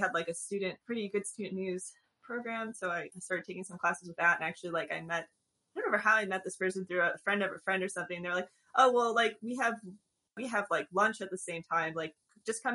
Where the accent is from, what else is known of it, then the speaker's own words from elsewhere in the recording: Northern Illinois and Southern Wisconsin, Midwest, United States; moved away as an adult; also born or lived in Madison, Wisconsin / Chicago; now in Austin, United States; I was born in the Midwest, and I've lived in the Northern Illinois and Southern Wisconsin rural areas for most of my young adult and childhood era.